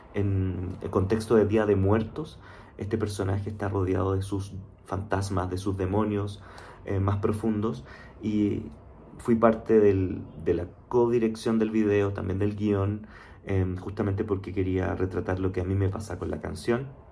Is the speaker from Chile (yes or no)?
yes; Chile; moved away as an adult; now in Mexico City, Mexico; soy chileno, vivo actualmente en la Ciudad de México, de hecho hace ya cuatro años